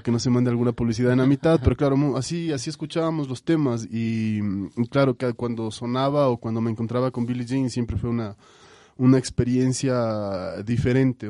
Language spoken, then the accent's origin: Spanish; Quito, Pichincha, Ecuador; yo crecí, mi infancia la pasé en la urbanización La Granja, yo soy quiteño